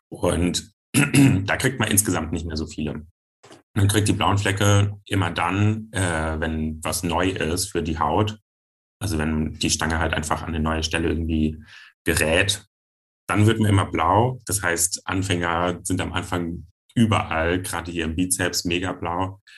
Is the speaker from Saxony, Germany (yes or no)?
no; Giessen, Hesse, Germany; ich bin 25 Jahre alt, ich komme aus Gießen und ich bin Pole Dancer.